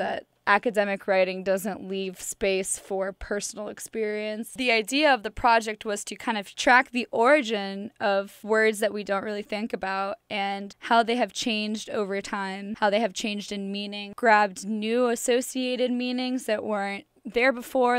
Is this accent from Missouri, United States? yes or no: yes; St. Louis, Missouri, United States; I'm from Saint Louis, Missouri.